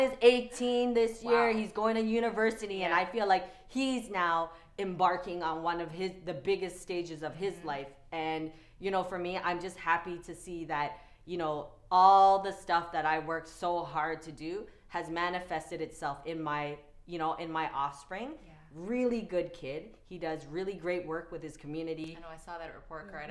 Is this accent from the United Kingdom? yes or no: no; Toronto, Ontario, Canada; I grew up in Regent Park before it was gentrified